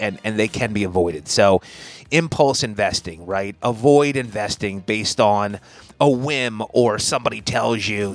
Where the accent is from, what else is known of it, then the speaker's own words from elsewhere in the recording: Linwood, New Jersey, United States; Grew up in a town called Lynnwood, New Jersey, just outside of Atlantic City, Ocean City area